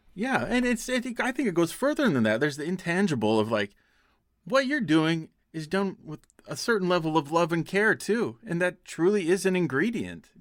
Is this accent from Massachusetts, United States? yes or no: no; Pocatello, Idaho, United States; my hometown of Pocatello, Idaho